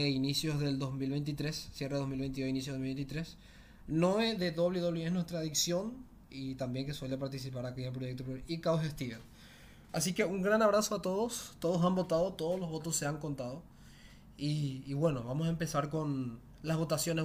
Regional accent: Paraguay; yo soy de Paraguay

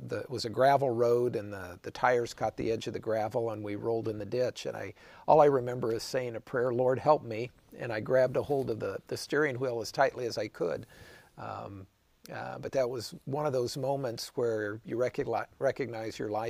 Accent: Wichita, Kansas, United States; my hometown of Wichita

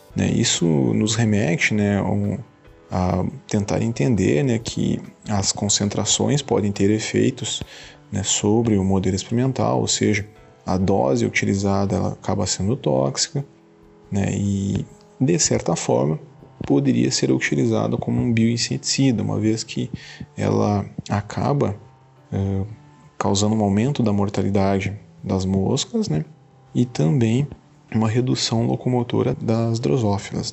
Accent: Santa Maria, Rio Grande do Sul, Brazil; moved away as an adult; now in Santo Ângelo, Brazil; Sou natural de Santa Maria

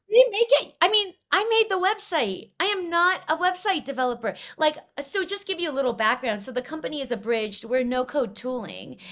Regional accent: Los Angeles, California, United States; I grew up in Los Angeles, uh, in nineteen ninety-three

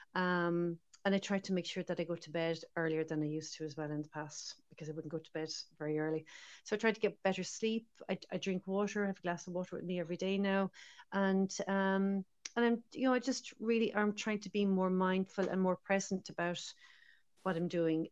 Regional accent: Ireland; also born or lived in Dublin; now in Galway, Ireland; as irish people

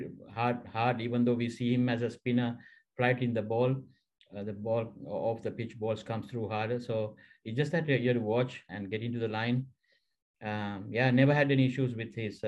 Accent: Central Province, Sri Lanka; also born or lived in Colombo; I'm from Central District and Central Province

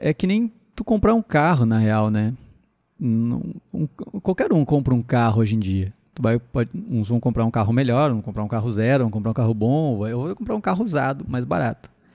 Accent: Sapiranga, Rio Grande do Sul, Brazil; eu sou da cidade de Sapiranga, para quem não sabe uma cidade de 70 mil habitantes, por aí, 70, 80 mil habitantes, né, na região metropolitana de Porto Alegre

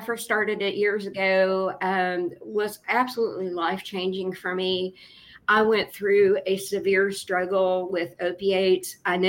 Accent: Appalachia, United States; now in Huntington, United States; As Appalachian artisans

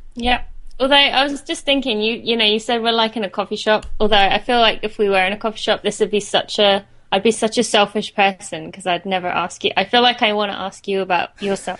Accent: St Albans, East of England, United Kingdom; accent: British; moved away as an adult; I'm from uh, St Albans in England. I lived there till I was 18

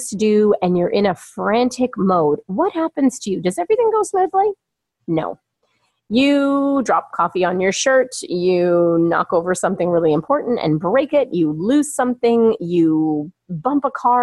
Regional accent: Toronto, Ontario, Canada; moved away as an adult; also born or lived in California; now in Toronto, Canada; back here in my hometown of Toronto, Ontario, Canada, where I have relocated myself for a couple of years

